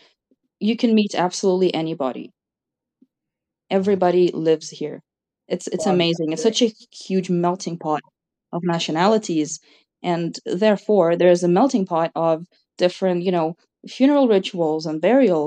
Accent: Cyprus; I grew up in Cyprus, but ethnically I'm Russian

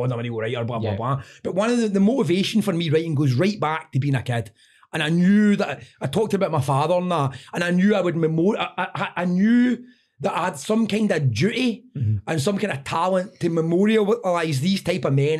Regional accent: Airdrie, Scotland, United Kingdom; I was growing up in Airdrie

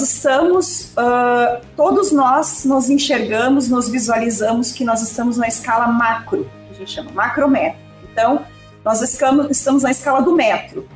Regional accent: Ivorá, Rio Grande do Sul, Brazil; eu sou de Ivorá, uma cidade aqui da região da Quarta Colônia, uma cidade de 2 mil habitantes

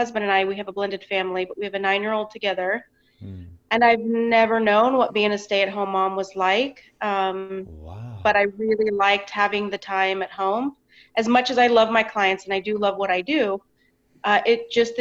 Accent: Sacramento, California, United States; I was born in Sacramento, California, and okay. I've lived within a 20-mile radius my entire life.

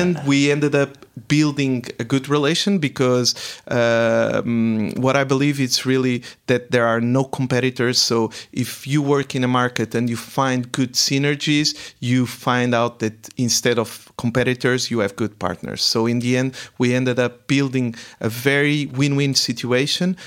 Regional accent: Portugal; first language Portuguese; English is a second language; moved away as an adult; also born or lived in Prague / Paris; now in Frankfurt am Main, Germany; I'm originally from Portugal. Uh, so, mm, yes, I did my m-, main educational part, my background was really in Portugal

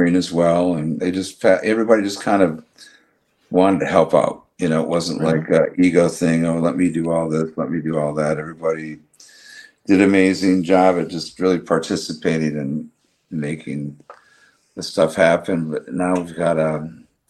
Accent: Detroit, Michigan, United States; moved away; also born or lived in San Diego / Los Angeles; I'm from Detroit

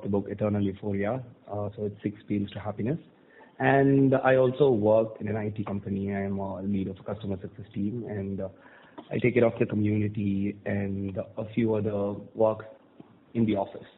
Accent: Thoothukudi, Tamil Nadu, India; moved away as an adult; also born or lived in Chennai; I was born and brought up in Tuticorin, which is a city in South Tamil Nadu

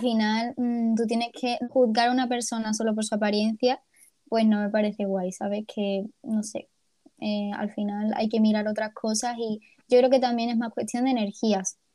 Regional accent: Ceuta, Spain; now in Málaga, Spain; soy de Ceuta

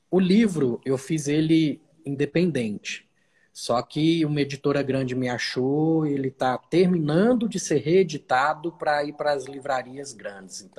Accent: Uberlândia, Minas Gerais, Brazil; eu sou de Minas, sou de Uberlândia, nascido e criado lá.

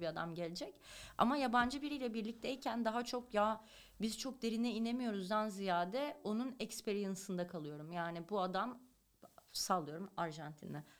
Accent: Turkey; now in Los Angeles, United States; ben Türkiye'de büyümüş bir kadınım

